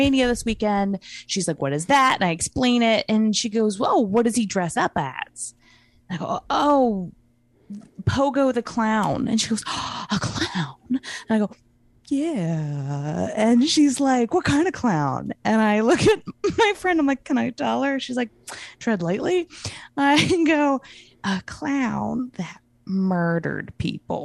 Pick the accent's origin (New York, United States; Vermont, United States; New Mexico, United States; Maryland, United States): Maryland, United States; moved away; Since I'm born in Maryland, I'm from Maryland originally